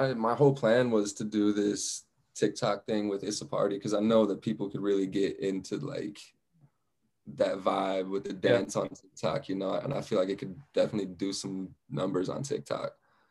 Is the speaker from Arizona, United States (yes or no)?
yes; Flagstaff, Arizona, United States; born or raised there; also born or lived in Phoenix